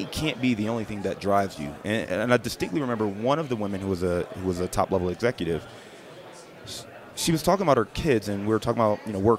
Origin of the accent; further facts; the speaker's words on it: Cleveland, Ohio, United States; also born or lived in Dayton / Detroit / Chicago; now in Cincinnati, United States; born and raised in Cleveland, Ohio.